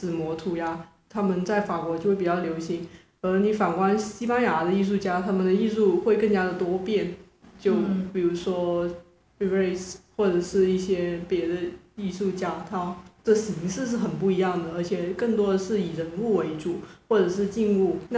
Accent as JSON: {"language": "Chinese", "country": "China", "said": "然后我就问他，就是你到底是从哪一点觉得我是中国人？"}